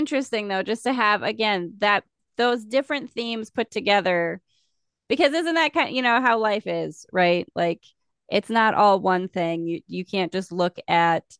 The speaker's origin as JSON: {"language": "English", "region": "South Dakota", "country": "United States", "said": "I'm from South Dakota. It's a conservative state."}